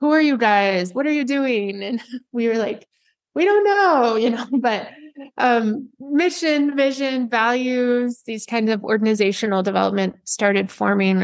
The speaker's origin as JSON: {"language": "English", "region": "Southwest", "country": "United States", "tie": "born or raised there", "moved": "as an adult", "lives_now": "Boston, United States", "said": "I grew up in the Southwest and moved to Boston in 2008."}